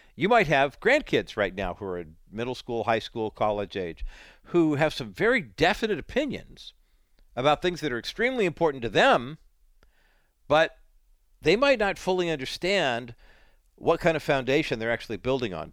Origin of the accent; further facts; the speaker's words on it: United States; growing up in America